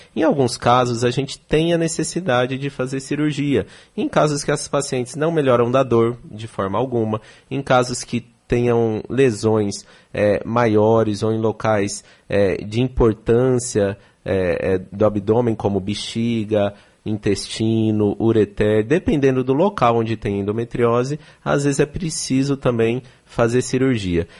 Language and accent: Portuguese; São Paulo, Brazil; moved away as an adult; now in Salvador, Brazil; Eu sou de São Paulo, estou há três anos aqui em Salvador